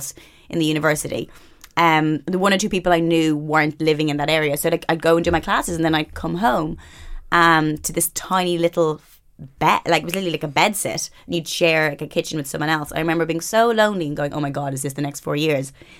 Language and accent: English; Ireland; I grew up in Catholic Ireland